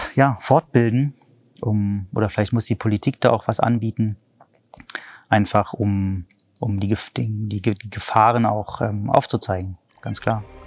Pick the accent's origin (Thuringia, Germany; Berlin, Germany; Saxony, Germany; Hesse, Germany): Berlin, Germany; ich komme aus Berlin